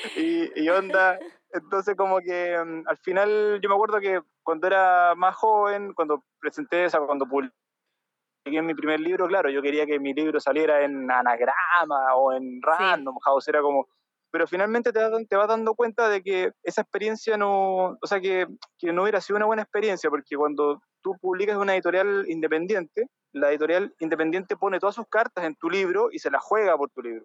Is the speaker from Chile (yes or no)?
yes; Chile; now in Barcelona, Spain; uno como chileno